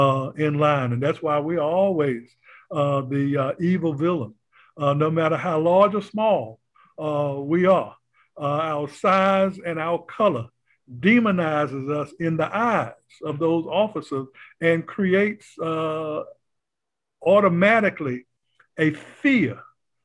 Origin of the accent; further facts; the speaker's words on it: North Carolina, United States; also born or lived in Brooklyn, New York; When I got to school age, I was sent back to North Carolina